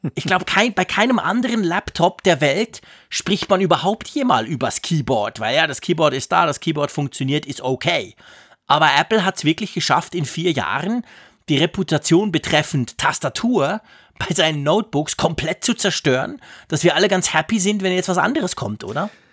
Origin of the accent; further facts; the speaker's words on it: Switzerland; als Schweizer